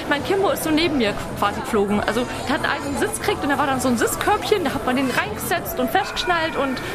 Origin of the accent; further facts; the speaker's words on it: Allgäu, Bavaria, Germany; ich komme aus dem Allgäu